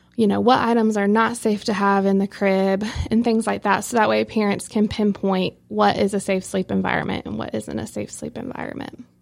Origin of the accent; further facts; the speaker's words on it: Rocky Mount, North Carolina, United States; also born or lived in Youngsville, North Carolina; I'm originally from Rocky Mount, um, which is, you know, very close to here. Um, but that's where I was born and raised.